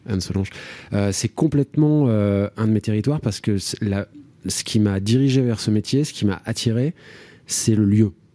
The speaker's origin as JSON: {"language": "French", "town": "Marzy", "region": "Bourgogne-Franche-Comté", "country": "France", "tie": "born or raised there", "also_born_or_lived": "Garchizy / Fourchambault / Paris", "moved": "as an adult", "said": "j'ai grandi dans la Nièvre, j'y habite plus depuis plus de 20 ans maintenant"}